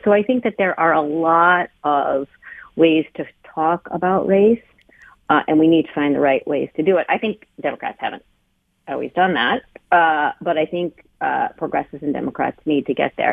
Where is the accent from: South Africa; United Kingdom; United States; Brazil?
United States; I'm Chinese American